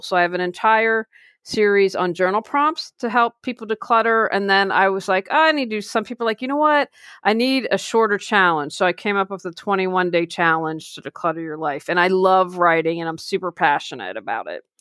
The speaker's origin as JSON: {"language": "English", "town": "Wheeling", "region": "West Virginia", "country": "United States", "tie": "born or raised there", "moved": "yes", "said": "I just recently moved back to my hometown of Wheeling, West Virginia"}